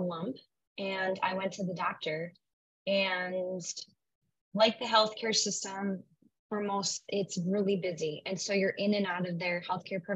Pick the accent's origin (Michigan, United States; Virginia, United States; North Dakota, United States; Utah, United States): North Dakota, United States; Williston; also born or lived in Bismarck, North Dakota / Fargo, North Dakota / Scottsdale, Arizona; I am a North Dakota native. I grew up in Williston, North Dakota, up until high school